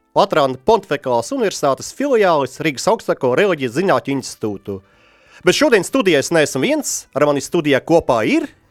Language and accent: Latvian; Ventspils, Kurzeme, Latvia; es esmu pats no Ventspils